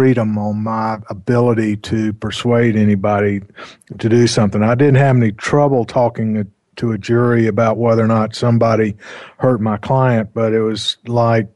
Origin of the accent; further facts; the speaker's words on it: North Carolina, United States; I grew up in North Carolina